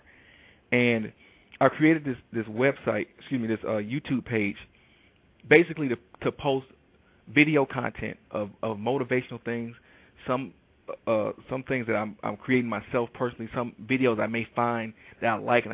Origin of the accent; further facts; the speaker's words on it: Detroit, Michigan, United States; I am from Detroit, Michigan